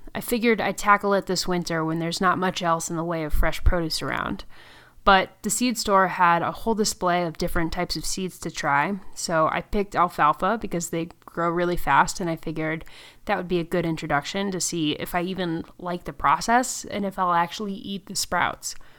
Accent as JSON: {"language": "English", "region": "Connecticut", "country": "United States", "tie": "born or raised there", "said": "I was raised in Connecticut"}